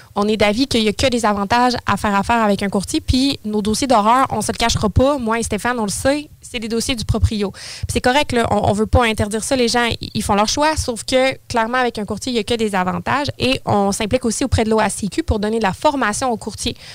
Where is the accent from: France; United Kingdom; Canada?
Canada; Saint-Apollinaire, Quebec; now in Lévis, Canada; J'ai toujours été sur la rive sud, originaire de Saint-Apollinaire. Et là, maintenant, euh, depuis les 15 dernières années, je suis de Lévis